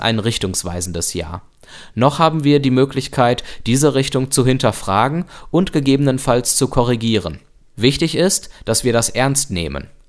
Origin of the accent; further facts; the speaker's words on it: Germany; bei uns in Deutschland